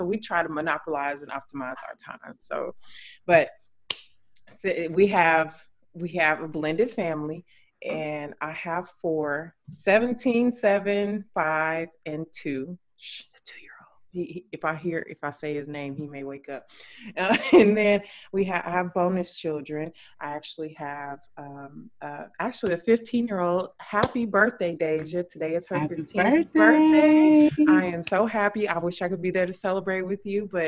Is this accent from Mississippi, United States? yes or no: no; Odessa Midland area, West Texas, United States; now in Houston, United States; I'm originally from West Texas, like the Odessa Midland area.